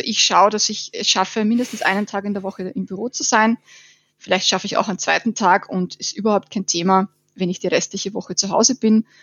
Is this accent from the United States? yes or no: no; Burgenland, Austria; now in Vienna, Austria; ich bin aus Wien, äh, komme eigentlich aus dem sonnigen Burgenland, lebe aber jetzt schon seit zehn Jahren in Wien